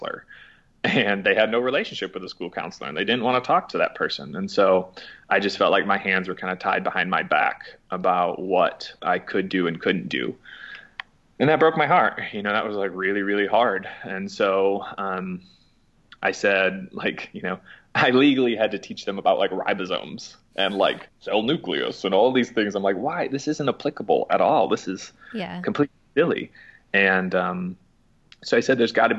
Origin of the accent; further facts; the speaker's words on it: Mason, Michigan, United States; moved away as an adult; also born or lived in Utah; now in Asheville, United States; I grew up in Lansing, Michigan area, so a little town called Mason, Michigan, southern part of Michigan